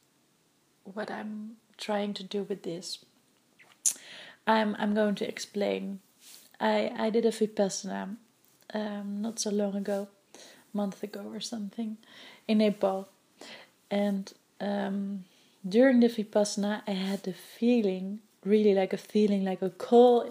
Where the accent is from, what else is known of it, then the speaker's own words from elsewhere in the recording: Netherlands; English is a second language; moved away as an adult; now in Vancouver, Canada; I'm from Holland and my English is not really like it's basic, but it's not like that I can speak fluently English.